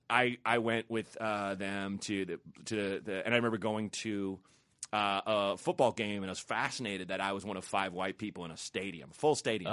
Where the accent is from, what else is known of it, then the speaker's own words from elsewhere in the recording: Portland, Oregon, United States; I grew up in Portland, Oregon